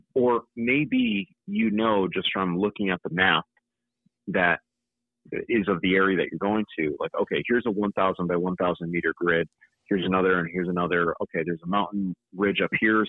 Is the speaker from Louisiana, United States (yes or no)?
no; Connecticut, United States; moved away as an adult; also born or lived in Utah; now in North Carolina, United States; I still go hunting in my home state of Connecticut